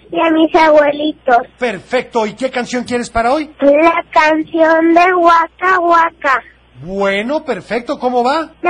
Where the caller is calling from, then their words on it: Tototlán, Jalisco, Mexico; de Tototlán y quiero mandar saludos a mi mami